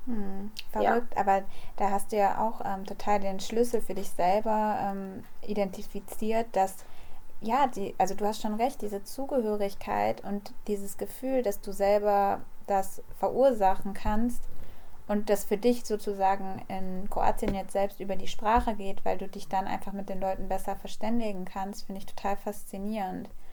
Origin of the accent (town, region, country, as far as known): Kassel, Hesse, Germany